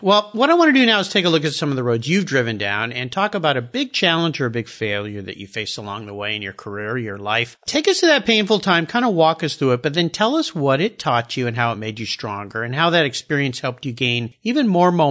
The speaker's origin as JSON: {"language": "English", "region": "Southern California", "country": "United States", "tie": "born or raised there", "moved": "yes", "said": "I grew up in Southern California, where you are now."}